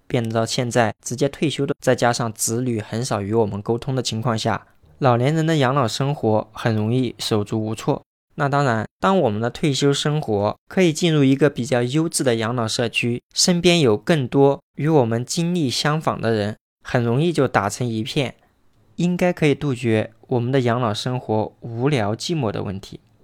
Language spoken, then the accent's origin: Chinese; Anhui, China; now in Chongqing, China; 在重庆生活，我的老家在安徽